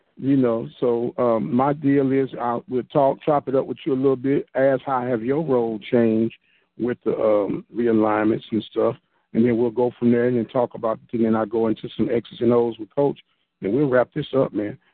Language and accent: English; St. Louis, Missouri, United States; I'm in from St. Louis